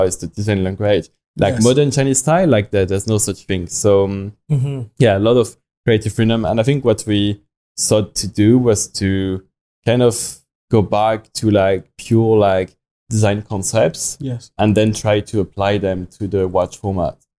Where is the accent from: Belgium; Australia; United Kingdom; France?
France; English is a second language; moved away as an adult; now in China; I mean, you can hear from my accent, but I come from France.